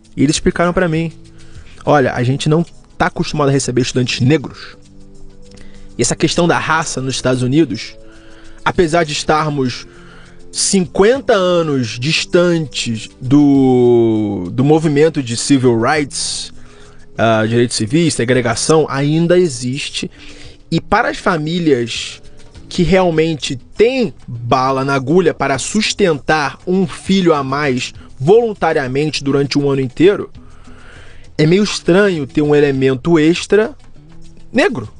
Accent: Rio de Janeiro, Brazil; accent: carioca; moved away; also born or lived in United States; Eu cresci no bairro da Vila da Penha. Uhum bairro de classe média, média na zona norte do Rio

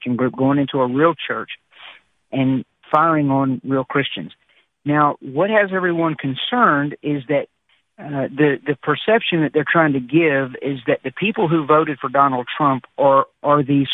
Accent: Appalachian Mountains of Virginia, United States; I am from Appalachia here in the Appalachian Mountains of Virginia

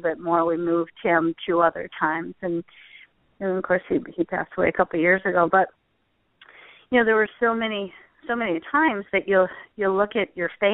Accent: Michigan, United States; I came from Michigan

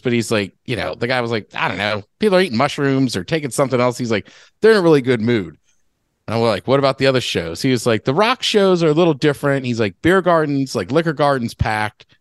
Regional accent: Seattle, Washington, United States; I'm from Seattle.

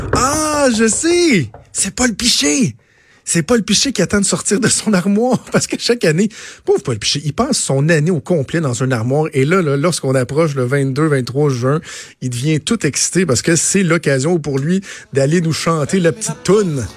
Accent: Quebec, Canada; Je suis d'abord avant tout québécois. Je suis canadien aussi. Je suis fier d'être québécois

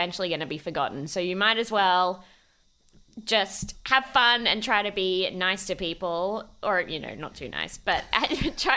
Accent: Melbourne, Victoria, Australia; also born or lived in Macedon Ranges, Victoria; I grew up in like the western suburbs, sort of moving of Melbourne

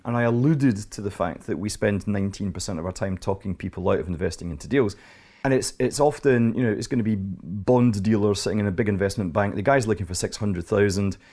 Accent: Scotland, United Kingdom; Here I am, an accountant, an investment banker, and I'm Scottish

